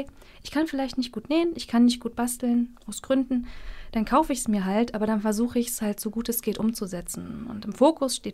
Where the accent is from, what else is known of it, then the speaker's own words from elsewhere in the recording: Mecklenburg-Vorpommern, Germany; Ich muss dazu sagen, ich komme aus Mecklenburg. Wir sind sehr wortkarg